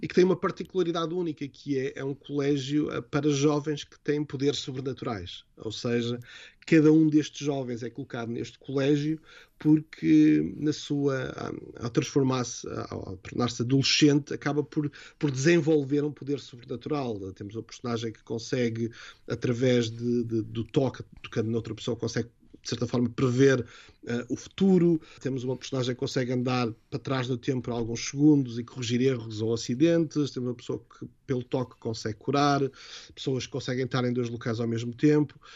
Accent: Vila do Conde, Norte, Portugal; moved away as an adult; also born or lived in London / Dublin / Lisbon; quando eu nasci e cresci, uh, nem sequer era cidade, era uma pequena vila, que era a Vila do Conde

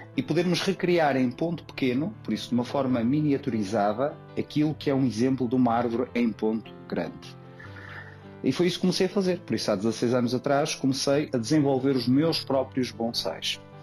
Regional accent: Porto, Norte, Portugal; sou natural do Porto

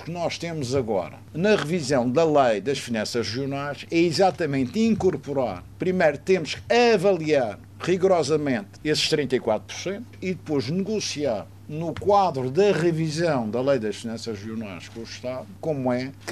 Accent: Madeira, Portugal; Porque sou cá da Madeira

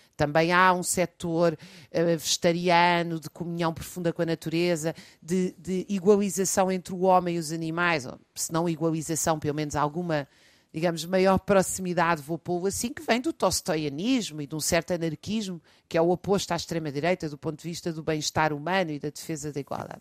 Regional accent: Lisbon, Portugal; Eu já sempre nasci, vivi em Lisboa

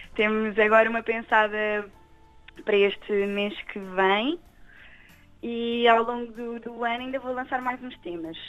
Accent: Torres Vedras, Centro, Portugal; also born or lived in Lisbon; resido aqui na Zona Oeste já há muito tempo. Uhum. Uh, desde, desde, pequenina. Eu nasci em Lisboa e vim logo para cá, nem respirei, já estava em Torres

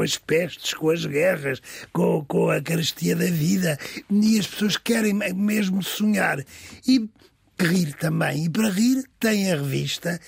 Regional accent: Vila Nova de São Bento, Alentejo, Portugal; Eu nasci em Aldeia Nova de São Bento, que hoje é Vila Nova de São Bento

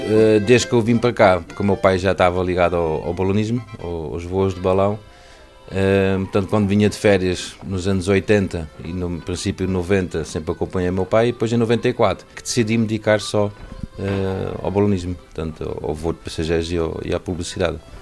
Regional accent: Utrecht, Netherlands; Portuguese is a second language; moved away as an adult; now in Portugal; Eu nasci na, na, Holanda e nasci na cidade de Utrecht.

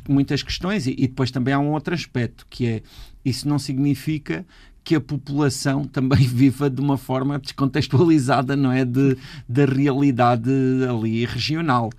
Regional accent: Galveias, Alentejo, Portugal; moved away as an adult; tenho a vila onde nasci diante de mim

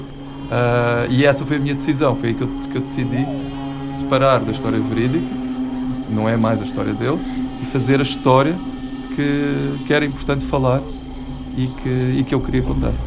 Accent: Mozambique; o meu pai nasceu em Moçambique e que eu nasci em Moçambique

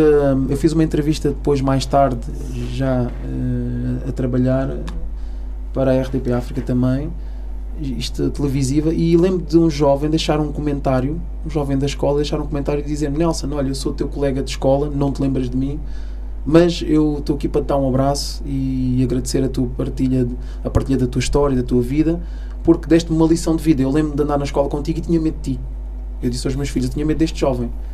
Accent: Almada, Setúbal, Portugal; filho de cabo-verdianos, mas nasci em Portugal

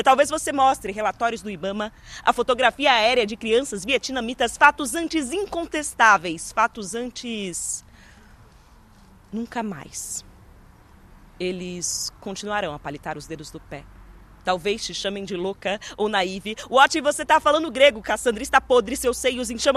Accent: São Paulo, Brazil; da cidade de São Paulo, que é de onde eu venho

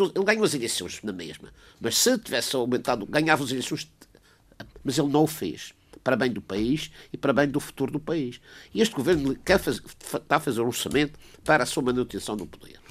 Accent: Portugal; eu, como português

